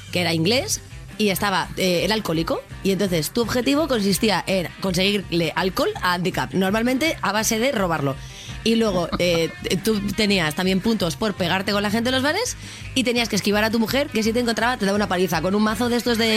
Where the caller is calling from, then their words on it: Madrid, Community of Madrid, Spain; de Madrid.